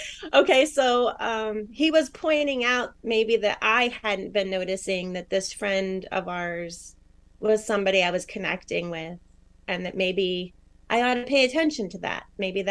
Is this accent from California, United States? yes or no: no; New York, United States; also born or lived in Arizona / Michigan; and now I'm originally from New York. And I've lived all over. So sometimes you hear some Arizona, sometimes some New York, sometimes some Michigan now.